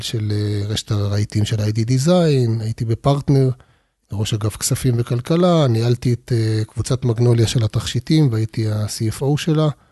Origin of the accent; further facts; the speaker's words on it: Arad, Southern District, Israel; אני יליד המדבר, נולדתי בערד. גדלתי שם